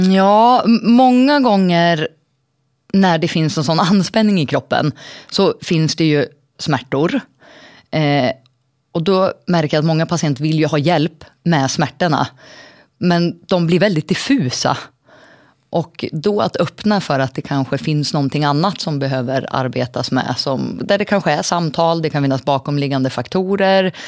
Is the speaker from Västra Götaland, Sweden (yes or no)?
no; Surahammar, Västmanland, Sweden; now in Västerås, Sweden; Jag är en liten tjej från Surahammar från början